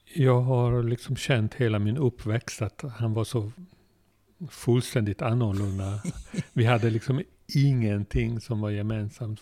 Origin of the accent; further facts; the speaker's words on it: Budapest, Hungary; Swedish is a second language; moved away as an adult; now in Sweden; vi bodde mitt i stan i Budapest